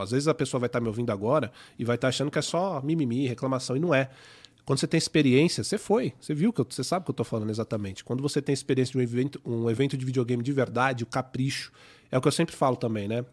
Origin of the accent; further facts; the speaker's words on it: São Paulo, Brazil; accent: paulista; o meu sotaque de paulista